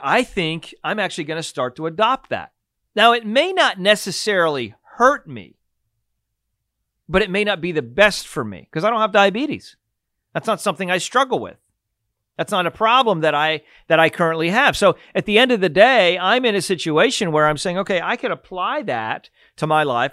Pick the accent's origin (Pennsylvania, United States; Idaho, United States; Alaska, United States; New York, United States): Pennsylvania, United States; I grew up in Pennsylvania